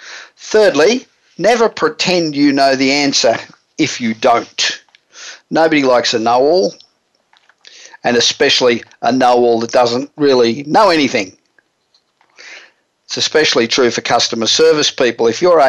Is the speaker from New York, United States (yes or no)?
no; Los Angeles, California, United States; today we're broadcasting from my hometown of Los Angeles.